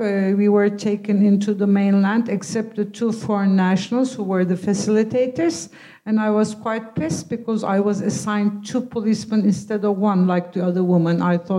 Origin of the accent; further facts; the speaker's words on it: Turkey; It was more restrictive in some ways, but I belong to a more secular kind of culture. So it was very democratic and liberal and similar to Britain.